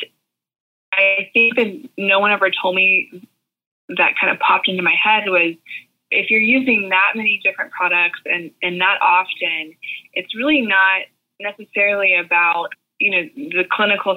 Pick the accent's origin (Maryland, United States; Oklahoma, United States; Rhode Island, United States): Oklahoma, United States; Tulsa; moved away as an adult; also born or lived in Arkansas; now in Nashville, United States; where I grew up in Tulsa, Oklahoma